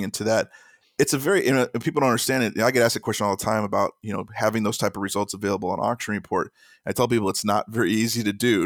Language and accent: English; Chicago, Illinois, United States; I'm from Chicago